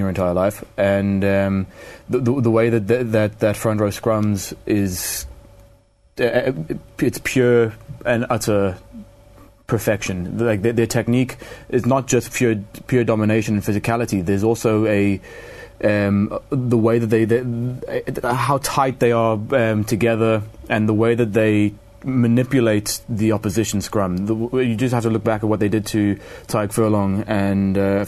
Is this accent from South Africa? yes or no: yes; South Africa; As a South African